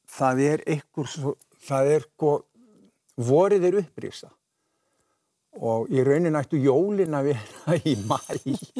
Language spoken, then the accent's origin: Icelandic; Vogar neighbourhood, Capital Region, Iceland; also born or lived in Kjós; ég er alin upp á Malbyggi